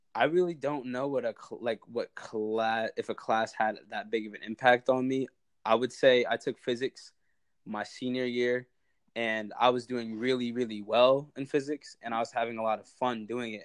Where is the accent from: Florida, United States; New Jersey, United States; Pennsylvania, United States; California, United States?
Pennsylvania, United States; Harrisburg; I'm from Harrisburg, Pennsylvania